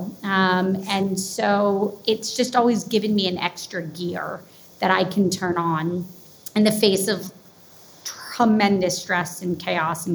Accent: Jacksonville, Florida, United States; also born or lived in Madisonville, Kentucky; I was born in Kentucky, Madisonville, and then moved to Jacksonville, Florida when I was 8 months old. So I'm really in my heart a Floridian

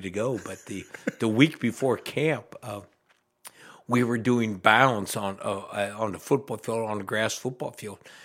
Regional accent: Mansfield, Ohio, United States; I'm from Mansfield originally

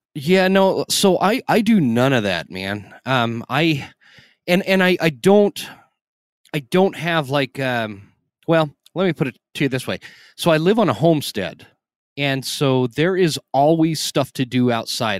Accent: Idaho, Utah, United States; I grew up in Utah in Idaho

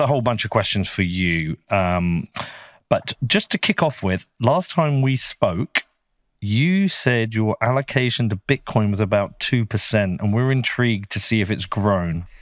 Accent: Bedford, East of England, United Kingdom; my little hometown of Bedford

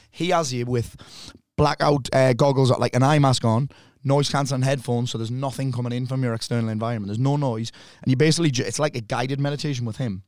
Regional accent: South Shields, North East England, United Kingdom; I'm from South Shields

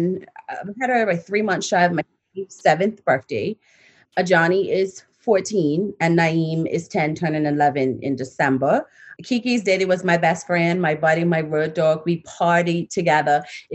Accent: Bermuda; moved away as an adult; also born or lived in Georgia, United States; now in Manchester, United Kingdom; I'm from Bermuda, born and bred. Spent a few years overseas in the States for university, went to University of Georgia, have a degree in journalism. And in 2016, I found myself... I migrated to Manchester

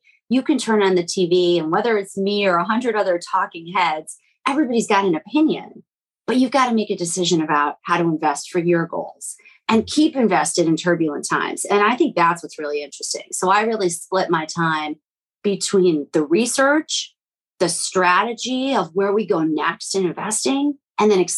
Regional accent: Midwest, United States; also born or lived in Latvia; I'm from the Midwest

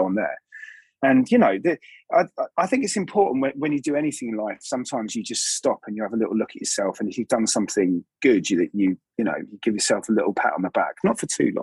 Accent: Eastbourne, South East England, United Kingdom; moved away; I've never been to my hometown

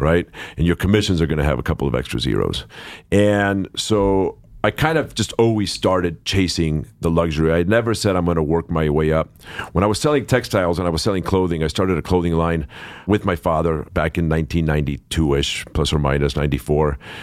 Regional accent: Los Angeles, California, United States; I grew up here in Los Angeles

